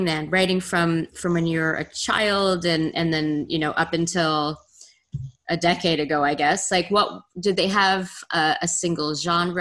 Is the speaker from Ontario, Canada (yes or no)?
no; Montreal, Quebec, Canada; moved away; I'm from the West Island myself.